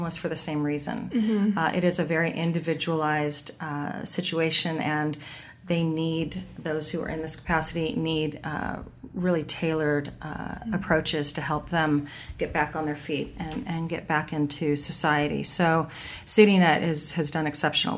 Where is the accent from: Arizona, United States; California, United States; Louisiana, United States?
California, United States; Southern; I grew up in Southern California